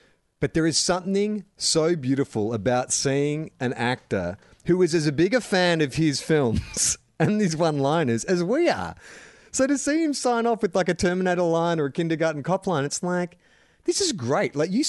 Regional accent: New Zealand; They're all Australian, and I'm a Kiwi.

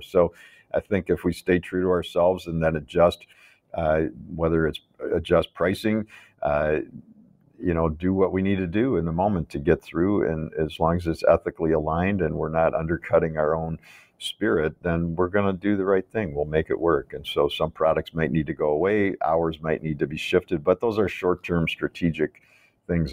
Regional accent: Chicago, Illinois, United States; I grew up in Chicago

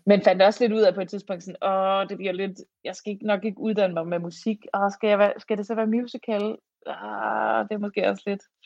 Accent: Fredericia, Southern Denmark, Denmark; jeg er fra Fredericia

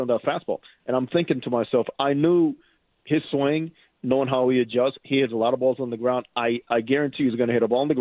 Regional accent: Dominican Republic; as a fellow Dominican, born and raised in the Dominican

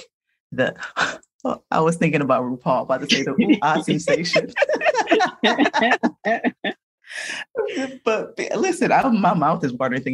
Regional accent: New Orleans, Louisiana, United States; we're from New Orleans.

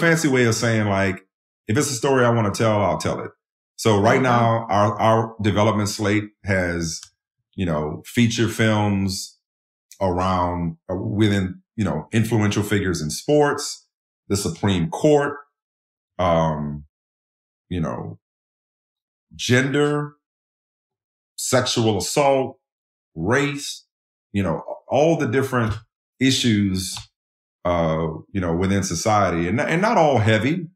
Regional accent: New Orleans, Louisiana, United States; moved away; also born or lived in Boston; growing up in New Orleans, the way I grew up

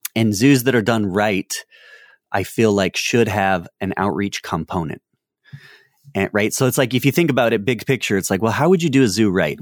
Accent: North Carolina, United States; I'm from North Carolina

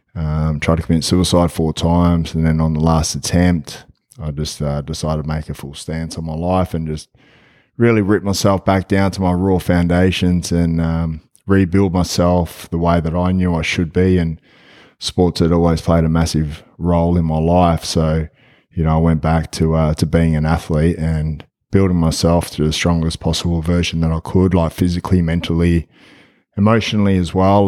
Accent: Australia; I'm from Australia. I'm over here in Memphis

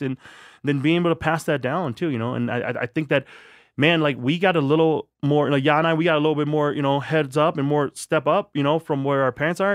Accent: La Crosse, Wisconsin, United States; also born or lived in Thailand; I grew up in La Crosse, Wisconsin

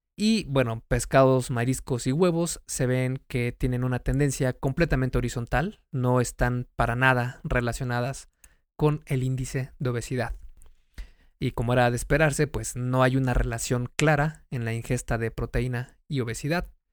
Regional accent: Mexico; México, que es el país de donde soy

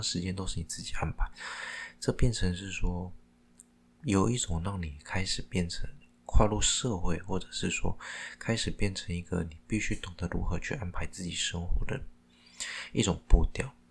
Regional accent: Taiwan; 因为我是讲台湾话的，就是台湾话也很， 我讲台语的啦

